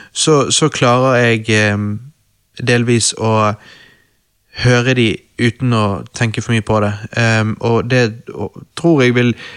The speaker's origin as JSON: {"language": "Norwegian", "country": "Norway", "said": "vi er to gutter fra Norge"}